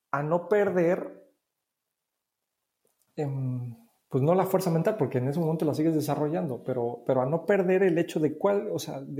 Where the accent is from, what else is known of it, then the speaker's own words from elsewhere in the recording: Mexico; moved away as an adult; fue eh, el hecho de la primera vez que, salimos de México a vivir acá. Esta es la segunda vez que estamos por acá, Paola y yo.